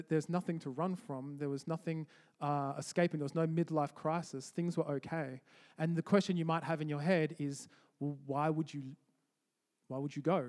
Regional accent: Canberra, Australian Capital Territory, Australia; now in Edinburgh, United Kingdom; I'm from Australia, in a city in Australia called Canberra

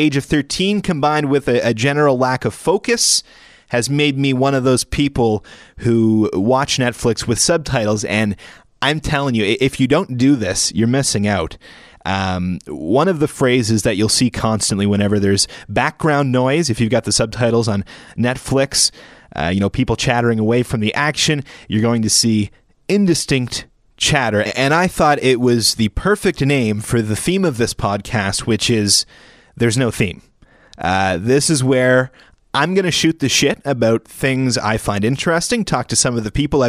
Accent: Port Hawkesbury, Nova Scotia, Canada; moved away as an adult; now in Halifax, Canada; I was in Cape Breton, where I was the afternoon drive host on 101.5 The Hawk in Port Hawkesbury, where I grew up

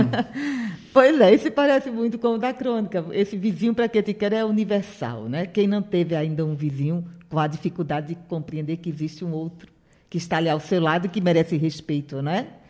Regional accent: Caruaru, Pernambuco, Brazil; sou nascida em Caruaru, Matuta caruaruense

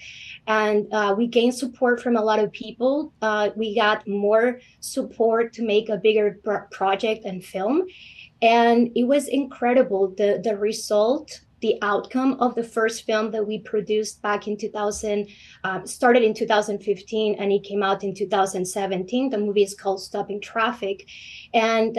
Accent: Houston, Texas, United States; moved away; I grew up in Houston.

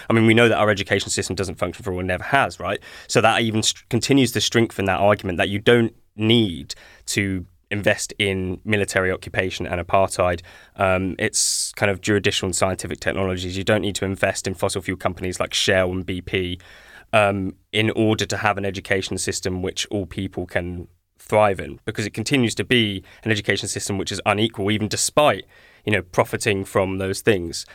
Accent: Ashford, South East England, United Kingdom; I was born in Ashford

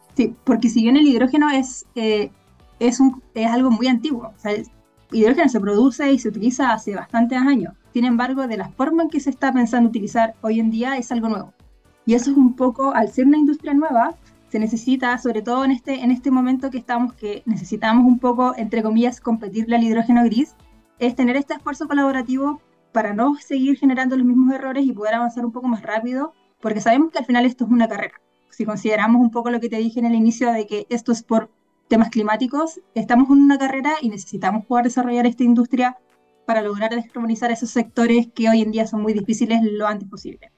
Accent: Chile; nosotras, si bien como, como chilenas

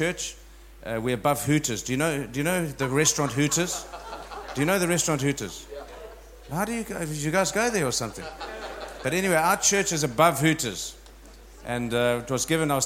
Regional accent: South Africa; I was born in South Africa, so I'm an African from South Africa. And I think I'm going to spend the rest of my days there

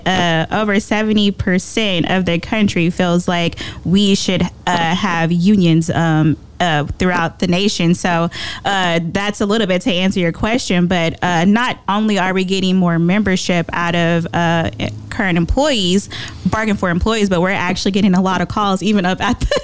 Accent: Dallas, Texas, United States; moved away as an adult; I am from Dallas, Texas, born and raised

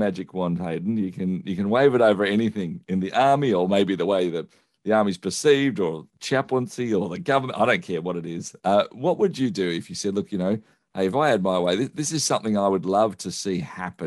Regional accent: Australia; as an Australian community

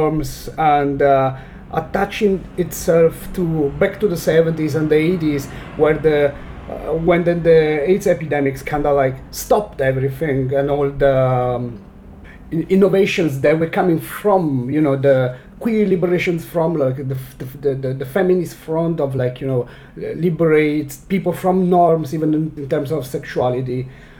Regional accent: Southern Italy, Italy; moved away as an adult; also born or lived in Bologna, Italy; now in Berlin, Germany; I'm from the south of Italy, but I moved to Bologna where I studied arts and cinema

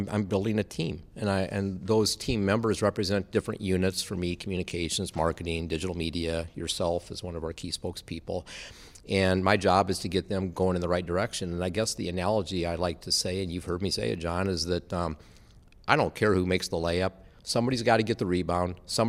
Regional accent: Iowa, United States; that would I come work with him and return to my home state at Iowa State

